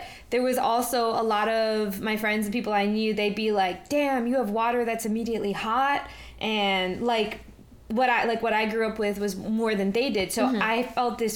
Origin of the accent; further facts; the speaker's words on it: New York City, New York, United States; That's how I grew up in New York City